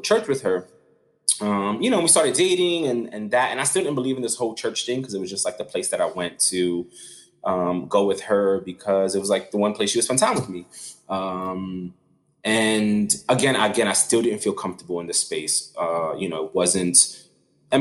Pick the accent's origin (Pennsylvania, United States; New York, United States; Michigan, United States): New York, United States; New York City; growing up in Brooklyn was just a really tough life